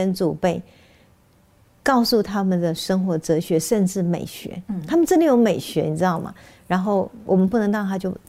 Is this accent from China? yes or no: no; Taichung, Taiwan; 我是我是台中人，他说，你国语怎么讲那么标准呢？